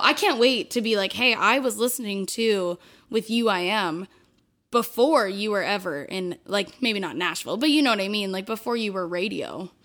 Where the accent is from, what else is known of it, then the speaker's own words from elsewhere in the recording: Southern Ontario, Canada; I'm from Southern Ontario, so we don't have a lot of French Canadians